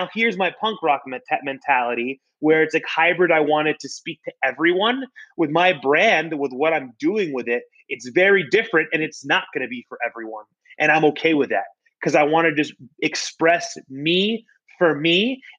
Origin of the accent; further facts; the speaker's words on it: Florida, United States; I'm born and raised in Florida. My entire life I've been in Florida